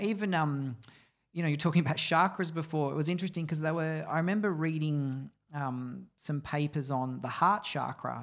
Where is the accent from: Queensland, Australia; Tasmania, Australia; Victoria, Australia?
Victoria, Australia; Mornington Peninsula; I grew up on the Mornington Peninsula